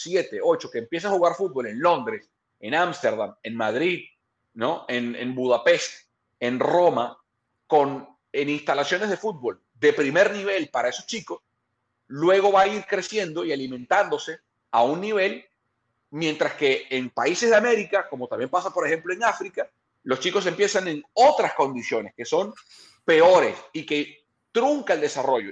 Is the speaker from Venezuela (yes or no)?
yes; Venezuela; now in California, United States; yo como venezolano